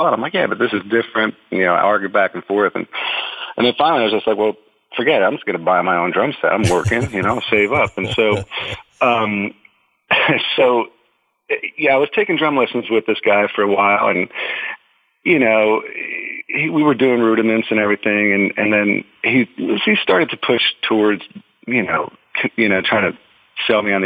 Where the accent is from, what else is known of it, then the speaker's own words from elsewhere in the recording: New Jersey, United States; moved away; I'm from New Jersey originally. I basically grew up in the armpit just across from Staten Island.